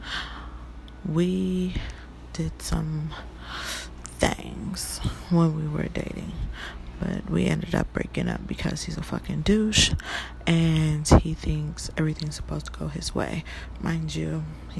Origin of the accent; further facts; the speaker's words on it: Detroit, Michigan, United States; now in California, United States; I'm from the dirty Detroit, okay? The Motor City